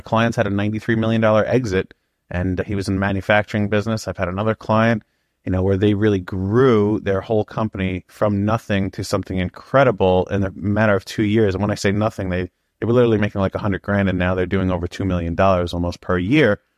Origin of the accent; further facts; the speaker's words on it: New York, United States; We're from New York